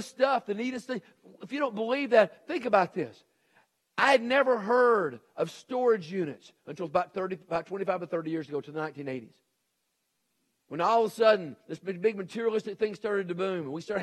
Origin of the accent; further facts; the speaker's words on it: Nashville, Tennessee, United States; moved away; also born or lived in Texas; when I grew up in Nashville, Tennessee, we had a garage